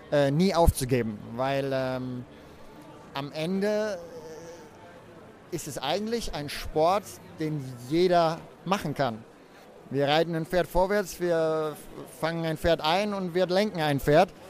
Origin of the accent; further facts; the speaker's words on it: Germany; Aachen ist natürlich als Deutscher was ganz Besonderes.